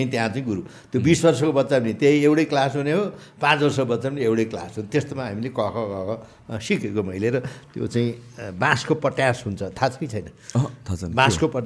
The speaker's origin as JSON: {"language": "Nepali", "country": "Nepal", "said": "म सबभन्दा पहिला नेपाली हुँ म नेपाली हुँ त्यसपछि मात्रै मेरो धर्म मेरो जात जाति भेगी भाषी मेरो चाहिँ पोलिटिक्स आउँछ"}